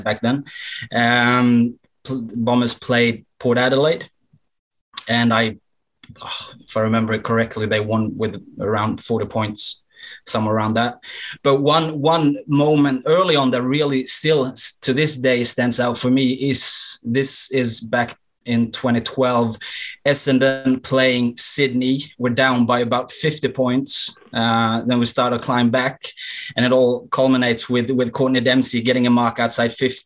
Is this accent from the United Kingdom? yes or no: no; Sweden; also born or lived in Melbourne, Australia; I'm 33 and born and raised in Sweden.